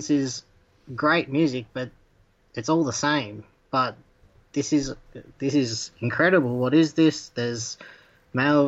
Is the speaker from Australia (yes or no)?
yes; Tasmania, Australia; moved away as an adult; now in Melbourne, Australia; I am actually from Tasmania